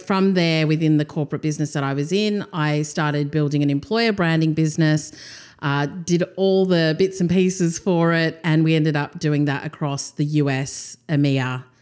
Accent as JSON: {"language": "English", "country": "Australia", "tie": "born or raised there", "also_born_or_lived": "Durban, South Africa", "said": "Came to Australia when I was two"}